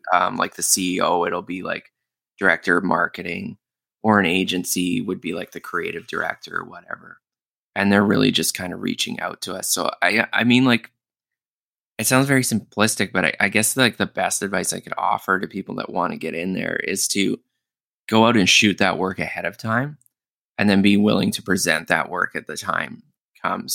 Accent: Winnipeg, Manitoba, Canada; now in Toronto, Canada; I'm from Winnipeg originally

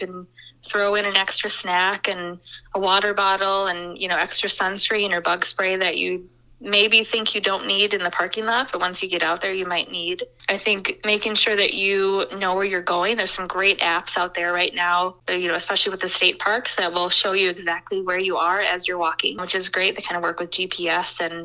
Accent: Lake Elmo, Minnesota, United States; I grew up in Lake Elmo

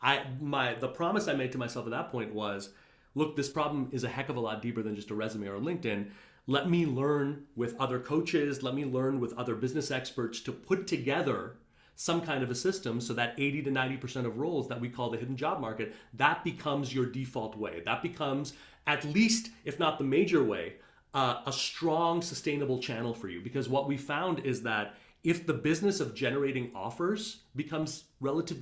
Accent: Montreal, Quebec, Canada; now in New York, United States; I grew up in Montreal, pretty conservative Indian family.

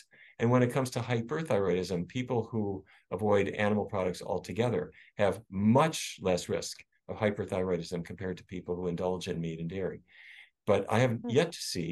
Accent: Fargo, North Dakota, United States; growing up in Fargo, North Dakota

